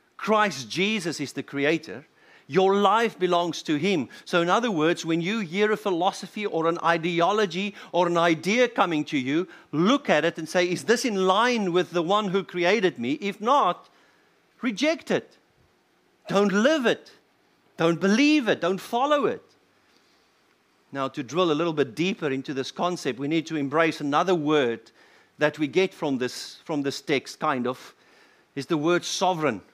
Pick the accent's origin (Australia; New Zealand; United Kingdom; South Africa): South Africa; as a South African